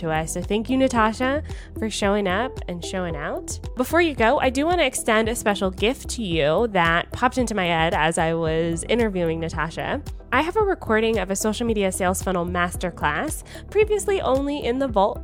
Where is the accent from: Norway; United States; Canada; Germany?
Canada; I'm Canadian. I have citizenship in both countries.